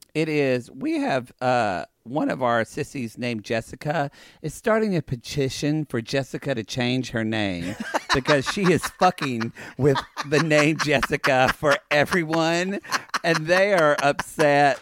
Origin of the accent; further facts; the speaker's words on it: Oklahoma, United States; now in Los Angeles, United States; I say I'm from Oklahoma